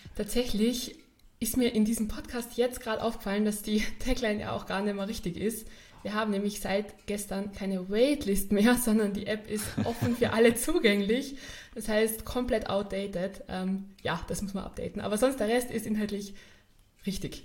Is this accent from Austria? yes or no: yes; Carinthia, Austria; moved away as an adult; also born or lived in Vienna; ich bin ja in, in Kärnten aufgewachsen, bin dann da in die Schule gegangen